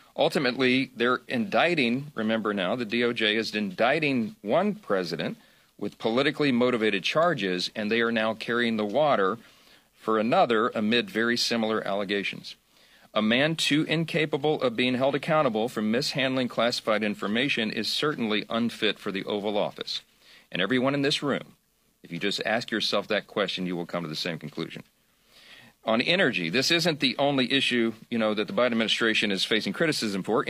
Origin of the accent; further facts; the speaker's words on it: Louisiana, United States; My home state of Louisiana